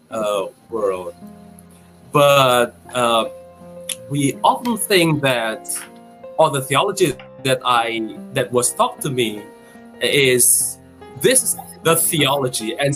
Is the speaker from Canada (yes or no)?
no; Indonesia; as a Christian uh, growing up in Indonesia